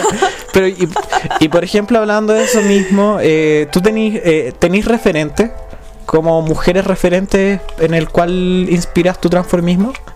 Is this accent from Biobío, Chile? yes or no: no; Calama, Antofagasta, Chile; also born or lived in Santiago; yo no soy de Santiago, yo, yo me fui un tiempo a ir a Santiago. Yo era, de Calama